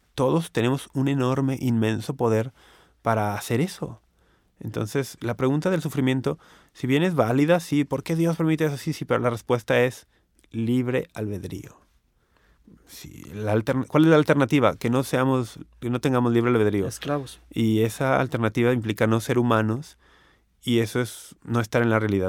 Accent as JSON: {"language": "Spanish", "country": "Mexico", "said": "aquí en México"}